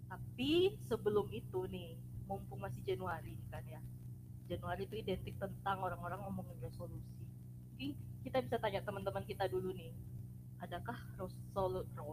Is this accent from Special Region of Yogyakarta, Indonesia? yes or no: no; Biak, Papua, Indonesia; Nah kalau saya jadi saya dari Biak Papua